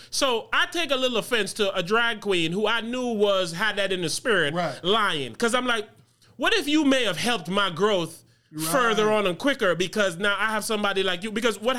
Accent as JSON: {"language": "English", "country": "U.S. Virgin Islands", "lives_now": "United States", "said": "I come from the Virgin Islands, which is an overly homophobic culture."}